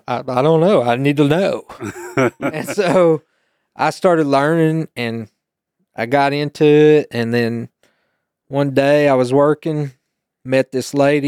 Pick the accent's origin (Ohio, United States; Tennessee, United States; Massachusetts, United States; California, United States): Tennessee, United States; Oak Ridge; I grew up in Oak Ridge, and my grandparents, they went to New Salem, which is on 61.